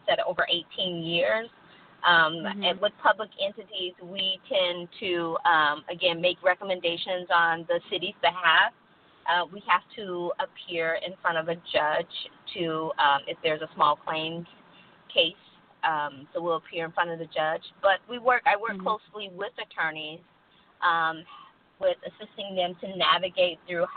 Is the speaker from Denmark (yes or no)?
no; Texas, United States; moved away as an adult; also born or lived in Colorado; now in Albany, United States; I was born, raised in Texas, moved out of my mother's home when I was 19, 20 years old.